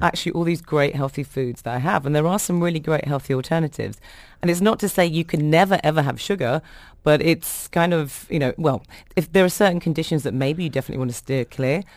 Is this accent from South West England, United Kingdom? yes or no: no; London, United Kingdom; born or raised there